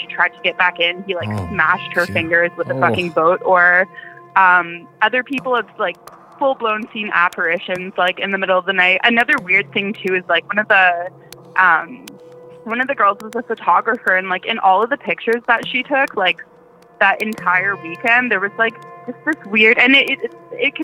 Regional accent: Ottawa, Ontario, Canada; accent: Canadian; I am from Ottawa, Ontario

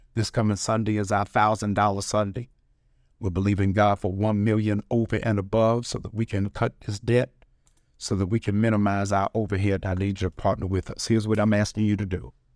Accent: Baltimore, Maryland, United States; I'm from Baltimore.

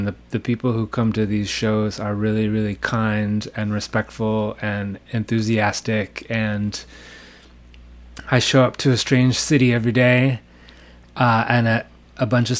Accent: Los Angeles, California, United States; moved away as an adult; also born or lived in New York City; now in Seattle, United States; I grew up in a small town in Southern California called Los Angeles

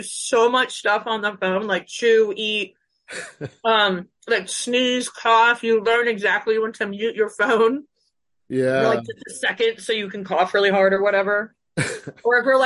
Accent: Northern Virginia, United States; moved away as an adult; also born or lived in Davis, California; I grew up in the Northern Virginia area

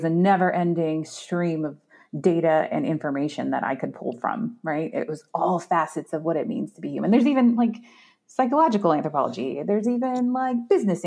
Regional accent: Arizona, United States; also born or lived in Washington State; I'm from Arizona and it's 120 degrees in the shade in the summertime

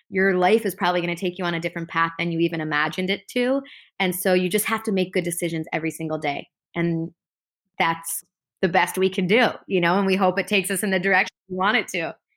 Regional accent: Chicago, Illinois, United States; moved away as an adult; now in Los Angeles, United States; I grew up in Chicago in the northern suburbs

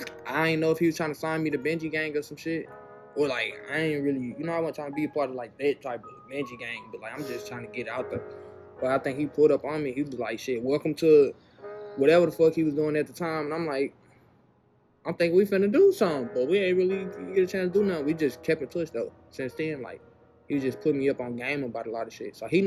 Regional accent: St. Louis, Missouri, United States; I'm from St. Louis

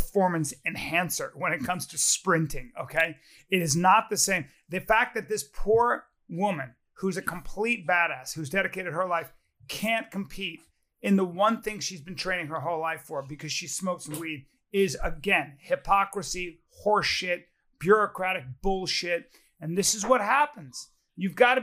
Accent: United States; I love being American, and I'm a true patriot

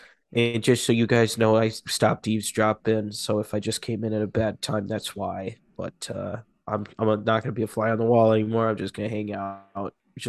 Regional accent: California, United States; I'm from the Bay all the way. You know, Boudin Bakery.

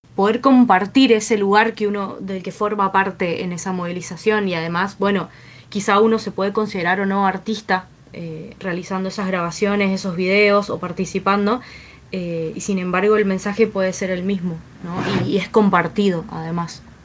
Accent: Mendoza, Argentina; como mendocinos

